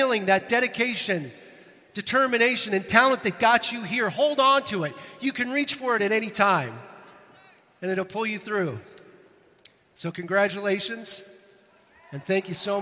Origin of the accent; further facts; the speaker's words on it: Northern Ireland, United Kingdom; I'm hailing from Northern Ireland